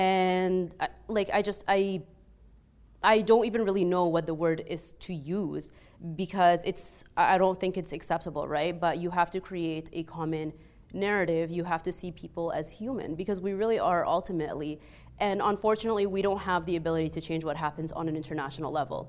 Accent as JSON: {"language": "English", "country": "Egypt", "accent": "Egyptian", "second_language": "English", "moved": "yes", "said": "when I first moved here, people couldn't understand my accent, right? Like if you've ever heard like an Egyptian accent, it's very heavy."}